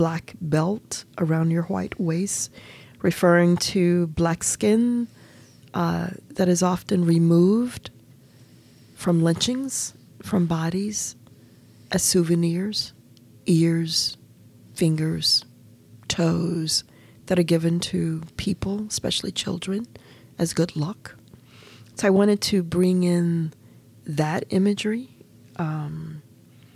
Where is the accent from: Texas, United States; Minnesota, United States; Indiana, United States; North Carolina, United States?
North Carolina, United States; Efland; also born or lived in Mebane, North Carolina; I grew up in Eflin, North Carolina, and Mebane is only 5 miles away